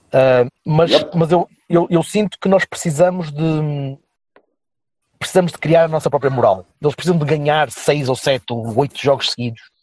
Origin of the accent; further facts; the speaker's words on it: Vila Nova de Gaia, Norte, Portugal; o clube da minha terra